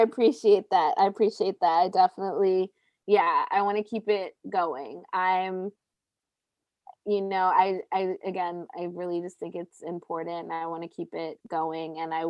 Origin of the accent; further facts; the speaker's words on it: Baltimore, Maryland, United States; now in Los Angeles, United States; means that I've lived in LA longer than I lived in Baltimore, but I'll still never be from LA.